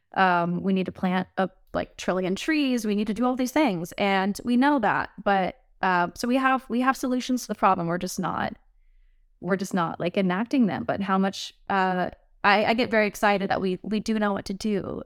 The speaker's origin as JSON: {"language": "English", "region": "the South", "country": "United States", "lives_now": "Nashville, United States", "said": "I'm from the South, so it's, like, it's in my blood"}